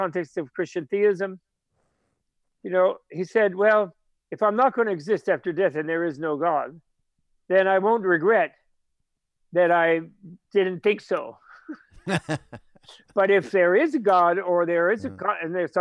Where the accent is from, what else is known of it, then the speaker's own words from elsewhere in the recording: New York, United States; as a New Yorker